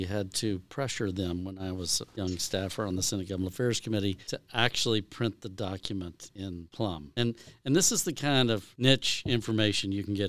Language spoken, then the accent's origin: English; Texas, United States; Growing up and following government and politics in Texas